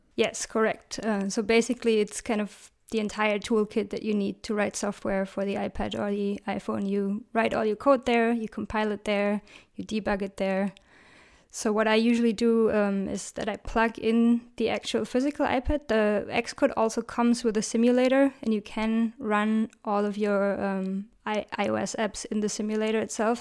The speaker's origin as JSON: {"language": "English", "region": "Berlin", "country": "Germany", "tie": "born or raised there", "said": "I love my hometown, Berlin"}